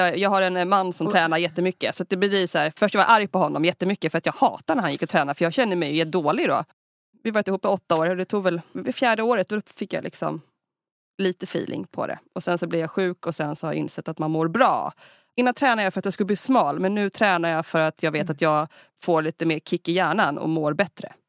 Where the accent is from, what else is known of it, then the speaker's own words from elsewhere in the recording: Sweden; vi svenskar